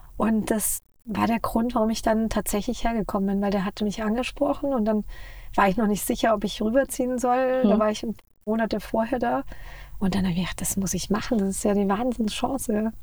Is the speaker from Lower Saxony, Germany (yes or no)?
no; Munich, Bavaria, Germany; moved away as an adult; now in Los Angeles, United States; Wir kommen ja aus München